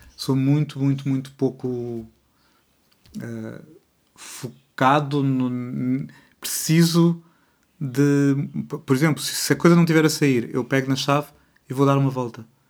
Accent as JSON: {"language": "Portuguese", "country": "Portugal", "said": "eu sou bilíngue de português-português"}